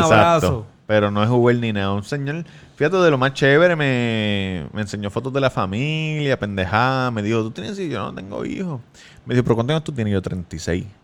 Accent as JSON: {"language": "Spanish", "country": "Puerto Rico", "said": "no, yo soy de Puerto Rico."}